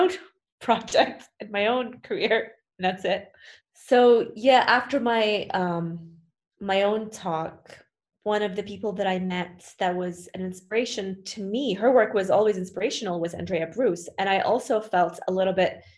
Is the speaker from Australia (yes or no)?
no; Saudi Arabia; my home country